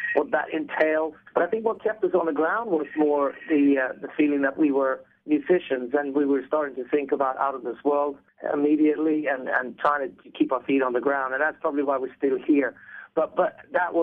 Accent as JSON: {"language": "English", "town": "Stockholm", "region": "Stockholm County", "country": "Sweden", "said": "we're guys from Stockholm, Sweden"}